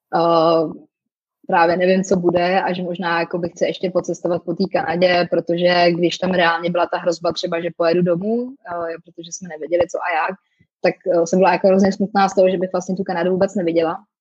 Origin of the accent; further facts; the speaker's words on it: Czechia; also born or lived in Canada / France; now in Prague, Czech Republic; my si vždycky pomůžeme jako Češi